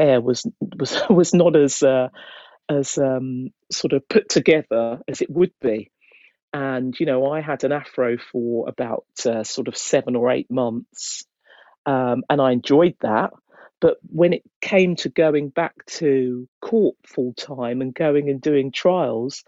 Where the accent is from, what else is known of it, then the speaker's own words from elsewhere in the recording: Hertfordshire, East of England, United Kingdom; moved away as an adult; now in London, United Kingdom; I was brought up in Hertfordshire, and I remained there